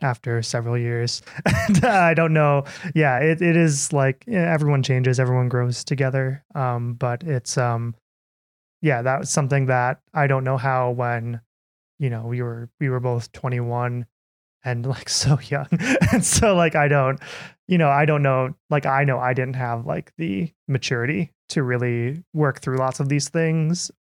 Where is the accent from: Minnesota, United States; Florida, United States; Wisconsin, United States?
Minnesota, United States; moved away; I'm from Minnesota.